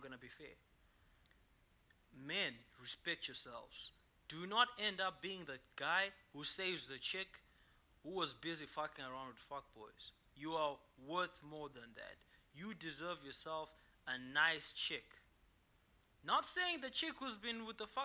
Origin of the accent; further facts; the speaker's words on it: Zimbabwe; I'm from Zimbabwe